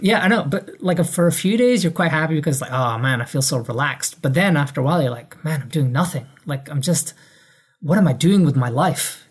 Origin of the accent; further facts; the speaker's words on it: Edinburgh, Scotland, United Kingdom; moved away as an adult; also born or lived in London; I grew up in Edinburgh, Scotland